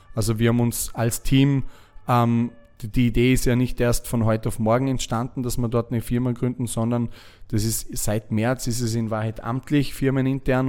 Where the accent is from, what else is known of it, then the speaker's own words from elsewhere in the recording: Lake Constance, Vorarlberg, Austria; moved away as an adult; also born or lived in Dubai; als, als Österreicher, der äh, am Bodensee aufgewachsen ist